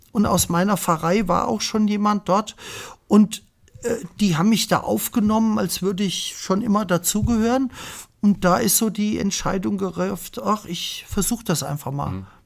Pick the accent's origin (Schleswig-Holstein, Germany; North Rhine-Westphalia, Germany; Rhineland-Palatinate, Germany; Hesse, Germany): Hesse, Germany; Bad Hersfeld; wenn ich heute gefragt werde, wo komme ich her, sage ich aus Bad Hersfeld.